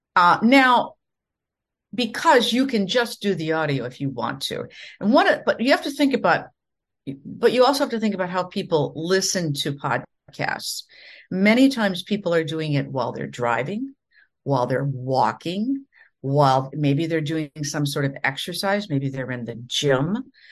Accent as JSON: {"language": "English", "region": "Minnesota", "country": "United States", "tie": "born or raised there", "moved": "yes", "lives_now": "Florida, United States", "said": "I come from the Midwest in the United States, from the state of Minnesota, and I grew up in the prairies, kind of in the middle of nowhere"}